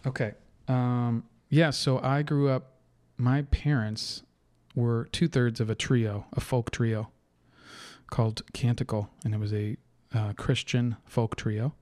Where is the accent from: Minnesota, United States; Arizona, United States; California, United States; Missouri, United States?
California, United States; Napa; moved away as an adult; also born or lived in Irvine, California / Las Vegas; the same place I was born, which is in Napa, California